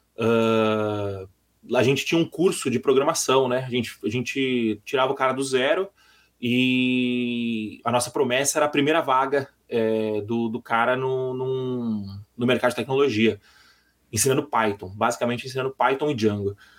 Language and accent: Portuguese; São Paulo, Brazil; sou de São Paulo